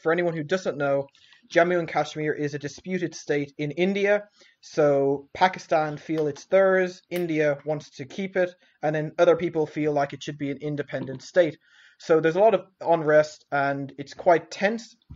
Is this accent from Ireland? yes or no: yes; southwest coast of Ireland, Munster, Ireland; I grew up in a small uh, village in the southwest coast of Ireland